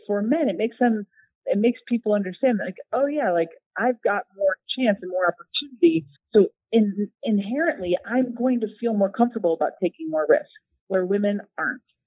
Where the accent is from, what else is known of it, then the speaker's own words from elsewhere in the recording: United States; as an American